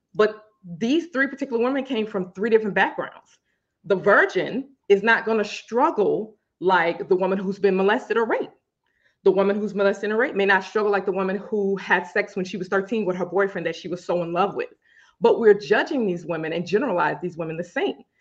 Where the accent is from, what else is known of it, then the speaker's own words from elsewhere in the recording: Louisiana, United States; I'm from Louisiana